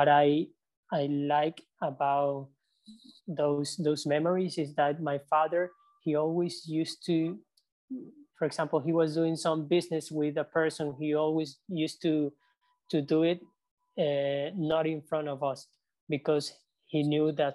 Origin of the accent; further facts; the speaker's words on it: Ecuador; I grew up in the city